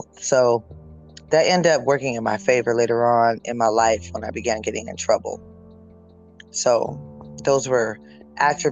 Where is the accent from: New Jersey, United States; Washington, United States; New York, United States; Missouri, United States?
Washington, United States; northeastern; moved away; also born or lived in California; I grew up in there was like 1,200 people in the town.